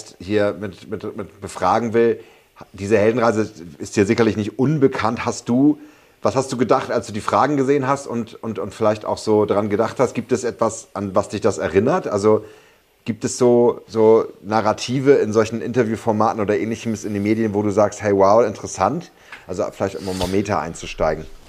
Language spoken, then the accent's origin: German; Berlin, Germany; Als Berliner